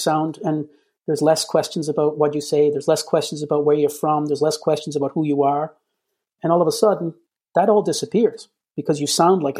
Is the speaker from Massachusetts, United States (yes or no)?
yes; Boston, Massachusetts, United States; also born or lived in Cairo, Egypt / Ennis, County Clare, Ireland; growing up in Boston, yes, we were immigrants. Yes, we were off the boat. Yes, we wore it proudly. But growing up in Boston, being Irish